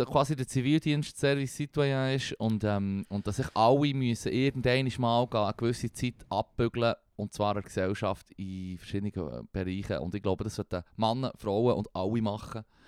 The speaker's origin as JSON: {"language": "German", "country": "Switzerland", "said": "wir als Schweizer"}